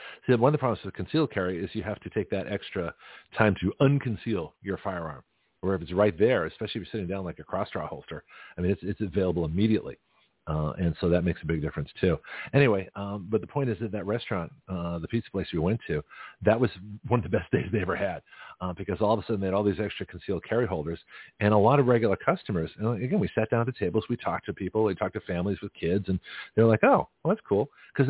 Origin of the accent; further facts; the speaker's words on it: California, United States; now in Florida, United States; when I first got my carry permit in Florida, and I came from California, so I had a completely different mindset.